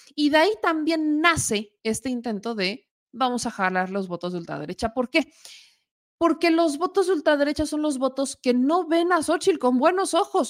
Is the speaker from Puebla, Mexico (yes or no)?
yes; Puebla, Mexico; soy poblana